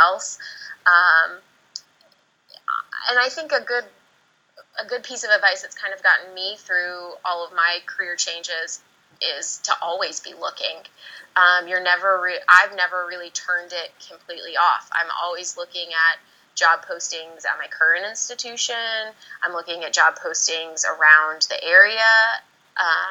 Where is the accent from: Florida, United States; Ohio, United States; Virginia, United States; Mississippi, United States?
Virginia, United States; moved away as an adult; also born or lived in Georgia; I'm from Virginia. My family's still in Virginia